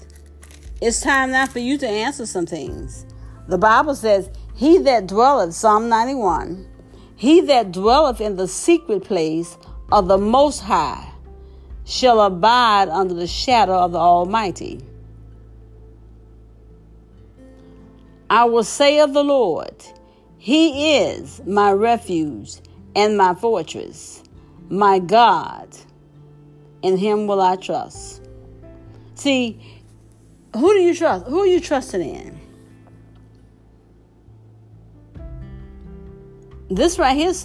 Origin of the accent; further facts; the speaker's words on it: the South, United States; when I was growing up in the South